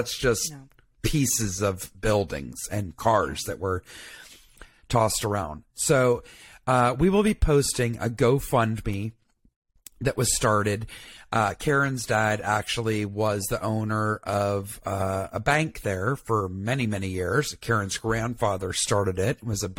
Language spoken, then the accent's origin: English; Atlanta, Georgia, United States; also born or lived in Tuscaloosa, Alabama; I grew up in Atlanta.